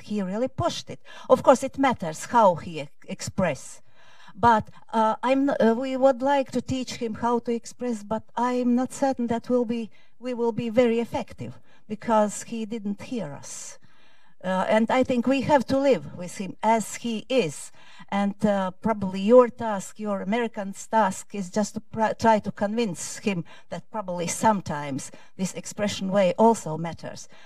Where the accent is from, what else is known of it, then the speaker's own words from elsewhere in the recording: Latvia; I come from Latvia, although in documents it's written differently. I come from Latvia